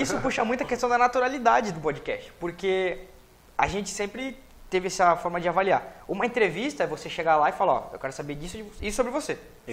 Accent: Cubatão, São Paulo, Brazil; also born or lived in Santos; Nasci, nasci, nasci em Santos, mas sempre criado em Cubatão

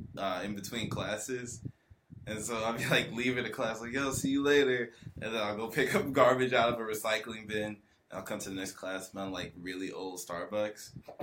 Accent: Atlanta, Georgia, United States; I was born in Atlanta, Georgia.

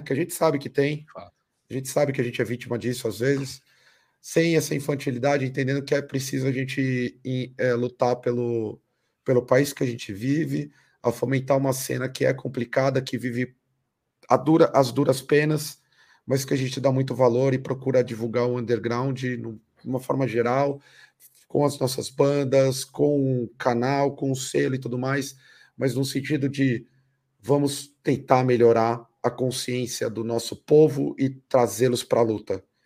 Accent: Brazil; a gente vive enquanto brasileiros

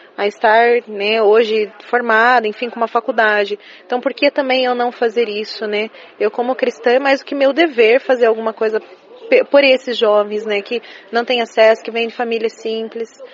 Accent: Curitiba, Paraná, Brazil; sou de Curitiba

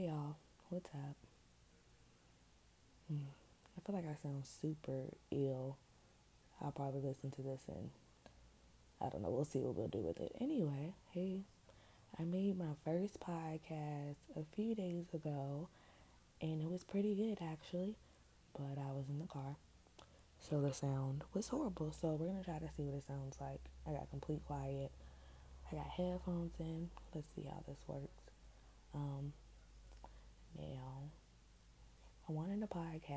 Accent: Richmond, Virginia, United States; now in Hampton Roads, United States; I'm from Richmond, Virginia. But I don't live there right now. I live in the 757

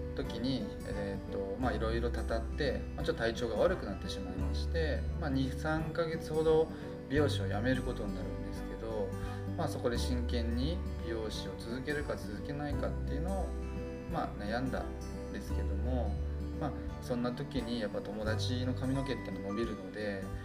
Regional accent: Kanagawa, Japan; 僕は、えっと、神奈川県出身でして

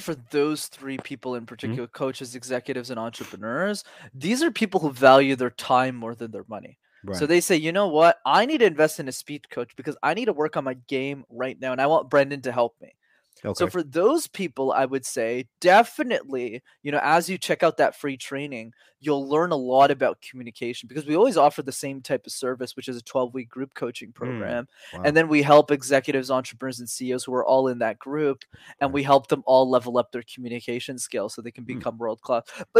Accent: Canada; But I'm based in Montreal, so I'm Canadian.

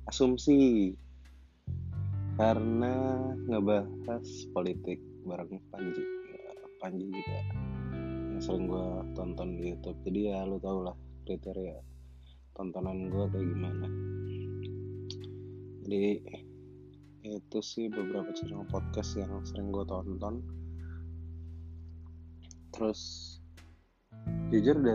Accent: Jakarta, Indonesia; terus gue besar di Jakarta nggak pernah ke Palembang pulang kampungnya selalu ke Jawa

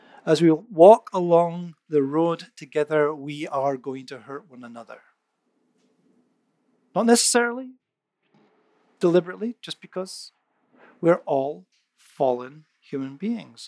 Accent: Scotland, United Kingdom; moved away; I grew up in Scotland

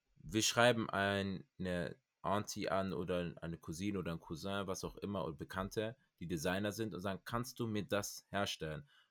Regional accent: Cameroon; bei uns in Kamerun

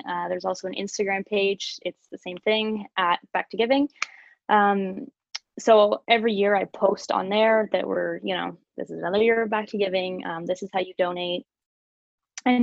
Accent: Alliston, Ontario, Canada; we're all from Allison. It's such like a community town

